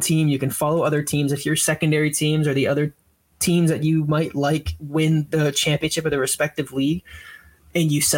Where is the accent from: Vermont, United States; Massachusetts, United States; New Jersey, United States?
Massachusetts, United States; Central; I am born and raised in Central Mass.